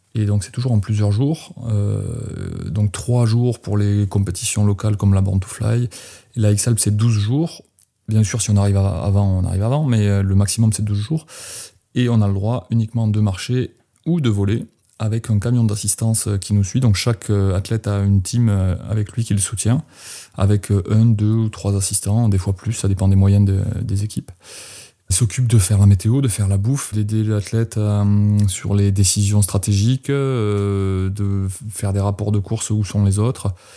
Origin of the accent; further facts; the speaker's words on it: France; moved away as an adult; also born or lived in Manosque, Alpes-de-Haute-Provence; j'ai quitté les Pyrénées. J'avais 22 ans